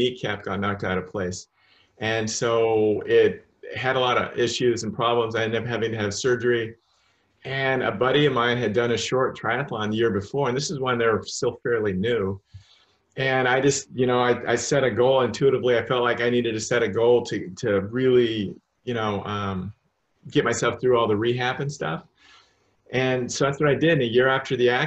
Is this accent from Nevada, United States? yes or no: no; Salem, Oregon, United States; moved away; I'm from Salem, Oregon.